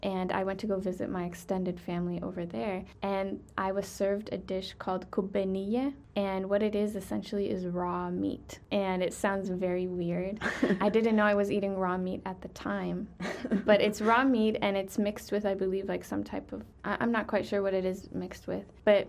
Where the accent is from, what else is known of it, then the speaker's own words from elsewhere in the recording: Bethlehem, West Bank, Palestine; I know I'm from Bethlehem, so I'll represent Bethlehem the day I die. But my favorite city is Jerusalem.